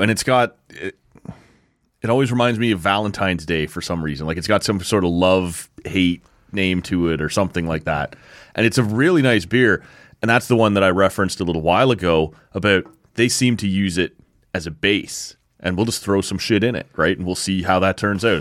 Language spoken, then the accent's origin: English; Oshawa, Ontario, Canada; moved away; I grew up in Oshawa, right?